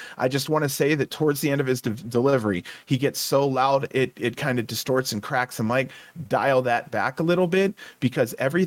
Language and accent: English; Ohio, United States; I'm from Ohio